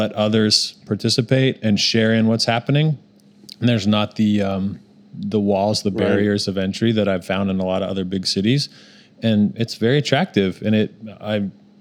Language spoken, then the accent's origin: English; Salt Lake City, Utah, United States; moved away as an adult; now in Oklahoma City, United States; I'm actually from Salt Lake City